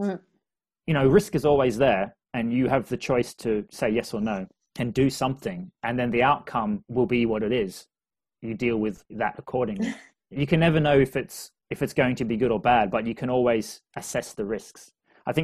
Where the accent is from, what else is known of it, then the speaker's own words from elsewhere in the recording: Australia; I'm Australian